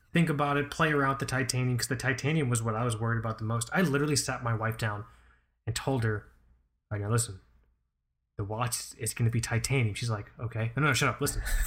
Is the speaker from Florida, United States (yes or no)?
yes; Fort Lauderdale, Florida, United States; my parents are from Pakistan. I'm first generation here. And growing up in Fort Lauderdale